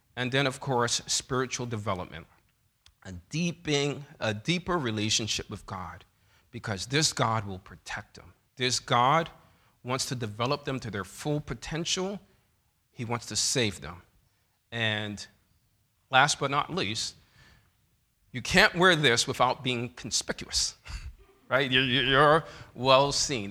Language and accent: English; New York City, New York, United States; growing up in Bethel Seventh-day Adventist Church in New York City